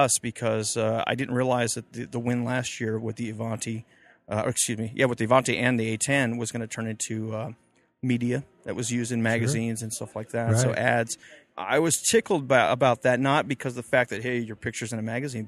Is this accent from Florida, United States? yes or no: yes; Homestead, Florida, United States; now in Edwards, United States; I grew up outside of Homestead Air Force Base in Florida as a teenager, as a youngster